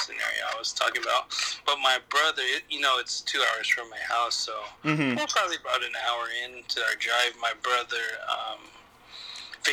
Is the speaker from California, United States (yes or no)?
yes; Long Beach, California, United States; I was born and raised in Long Beach, California. I still live in Long Beach to this day